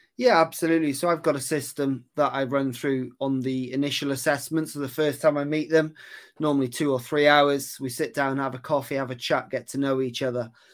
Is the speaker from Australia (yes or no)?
no; Aberystwyth, Wales, United Kingdom; moved away as an adult; also born or lived in Cheltenham; I'm from Aberystwyth. That's where I grew up, um, over in West Wales.